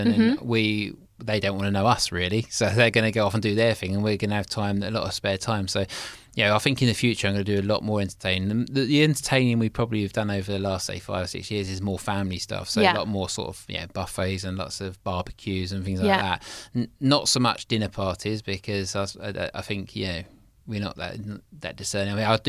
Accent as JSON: {"language": "English", "town": "Snodland", "region": "South East England", "country": "United Kingdom", "tie": "born or raised there", "said": "because we grew up in just outside Mason, a place called Snodland. It's a little village, well, it was a village, now it's a town."}